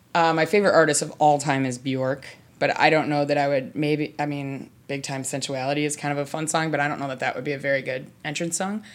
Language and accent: English; Chicago, Illinois, United States; I'm from Chicago